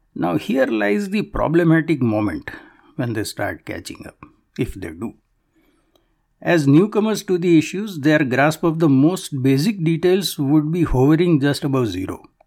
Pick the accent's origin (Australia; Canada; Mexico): Canada; it is a stain on my soul as a Canadian